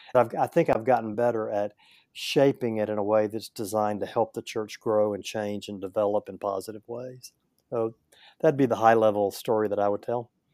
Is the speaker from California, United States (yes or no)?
no; Northeast Louisiana, United States; I grew up in Northeast Louisiana, a little farming community